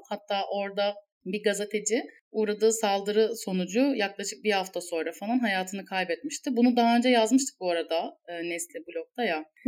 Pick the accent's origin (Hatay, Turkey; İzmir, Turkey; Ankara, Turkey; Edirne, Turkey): İzmir, Turkey; bir İzmirli olarak